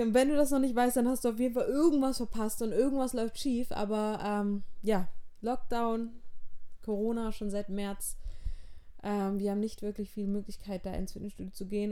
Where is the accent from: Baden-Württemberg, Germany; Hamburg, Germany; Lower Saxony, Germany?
Baden-Württemberg, Germany; Auenstein; also born or lived in Backnang / Schleswig-Holstein; Ich bin mit fünf ungefähr wieder zu meinem Papa gezogen. Ähm, der hat in Auenstein gewohnt und wir wohnen auch immer noch in Auenstein. Das ist ein kleines Dorf in der Nähe von Heilbronn